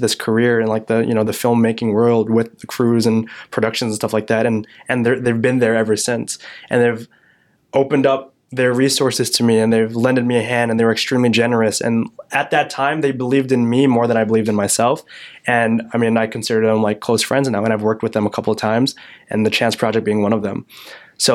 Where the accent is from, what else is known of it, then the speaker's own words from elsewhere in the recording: Yorkville, Illinois, United States; my hometown of Yorkville, Illinois